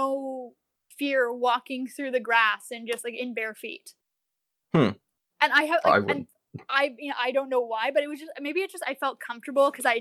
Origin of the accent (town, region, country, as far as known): Pennsylvania, United States